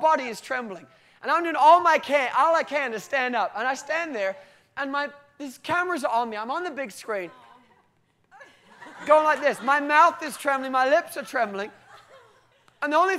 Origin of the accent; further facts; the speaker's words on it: United Kingdom; I'm typically British